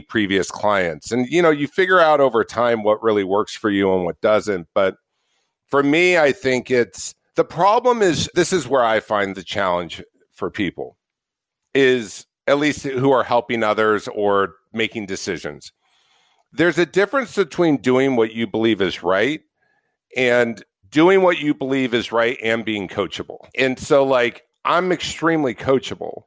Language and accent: English; Orange County, California, United States; I grew up in Orange County, California